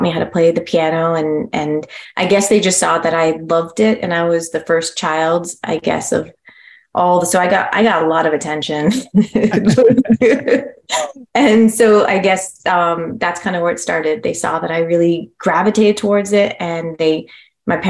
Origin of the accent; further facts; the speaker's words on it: Toronto, Ontario, Canada; now in California, United States; I was in Toronto, Ontario.